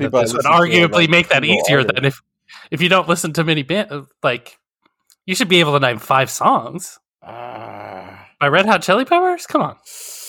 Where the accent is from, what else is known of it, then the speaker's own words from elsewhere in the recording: Wyoming, United States; now in Missouri, United States; So, I unironically tell people howdy, by the way, since I grew up in Wyoming.